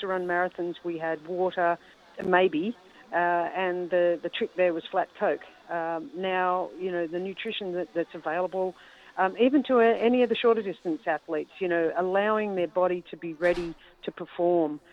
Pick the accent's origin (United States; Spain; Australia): Australia; as an Australian